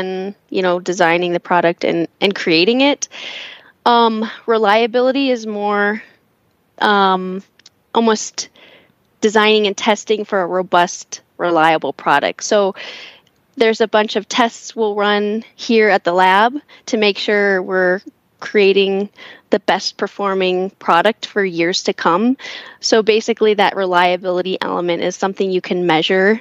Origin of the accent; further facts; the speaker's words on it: suburb of Cleveland, Northeast Ohio, United States; moved away as an adult; also born or lived in Columbus, Ohio; now in Colorado Springs, United States; originally I'm from Northeast Ohio and lived like in a suburb of Cleveland